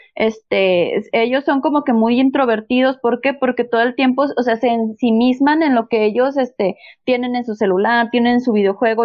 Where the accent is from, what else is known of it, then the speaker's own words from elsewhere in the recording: Gómez Palacio, Durango, Mexico; yo soy de Gómez, estaba en la, en la técnica 54